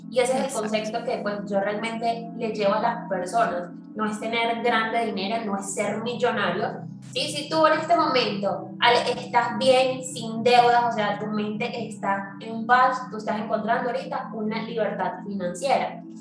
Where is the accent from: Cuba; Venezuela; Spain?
Venezuela; now in Medellín, Colombia; nosotros que venimos de Venezuela